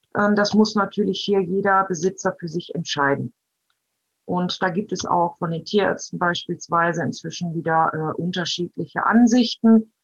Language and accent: German; Germany; Bei uns in Deutschland